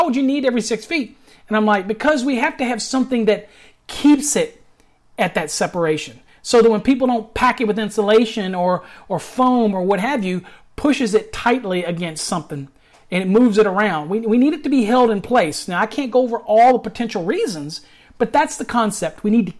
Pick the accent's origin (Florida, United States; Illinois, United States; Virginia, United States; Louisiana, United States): Virginia, United States; now in Texas, United States; You got to remember, I came to Texas, but yeah, I'm from Virginia, you know, and everybody enunciates better out here in Texas, even though it has a little drawl on it.